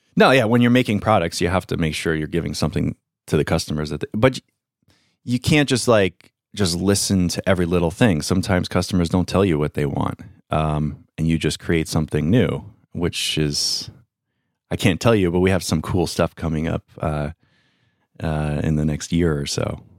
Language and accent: English; Long Island, New York, United States; I grew up in Long Island, New York